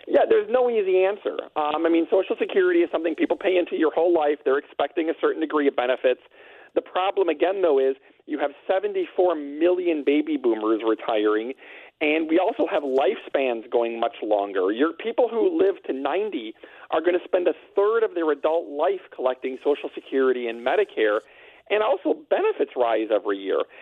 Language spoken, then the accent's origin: English; Wisconsin, United States; I'm from Wisconsin